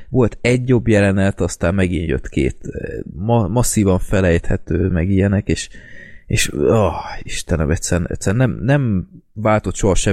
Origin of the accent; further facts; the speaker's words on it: Budapest, Hungary; ami budapestiként engem rohadtul felcseszett